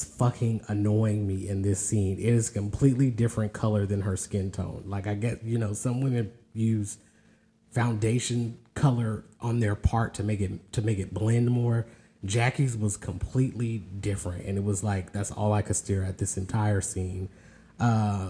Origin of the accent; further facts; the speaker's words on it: California, United States; moved away as an adult; now in the South, United States; born and raised in California, but has lived in the South for a good while